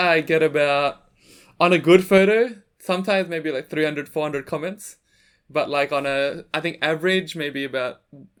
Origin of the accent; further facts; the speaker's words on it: Jakarta, Indonesia; Like, I thought, because I'm from Jakarta, I thought Bangkok would be like Jakarta.